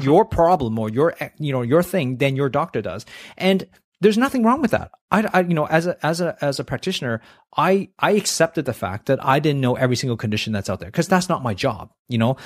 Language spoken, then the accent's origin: English; Canada; now in Australia; I grew up in Canada